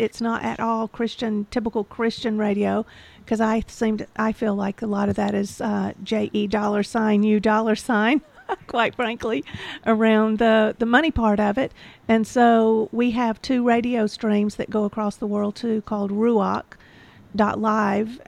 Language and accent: English; Georgia, United States; I'm from Georgia, and I am a patriot, and I don't put up with anything, and I'm very disappointed in my home state